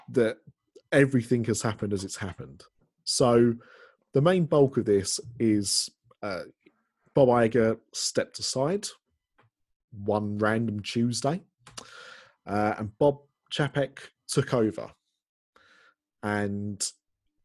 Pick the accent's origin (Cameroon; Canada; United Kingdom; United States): United Kingdom; we're British